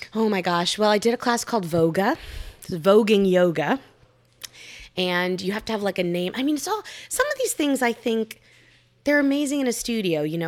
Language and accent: English; Miami, Florida, United States; moved away; my hometown of Miami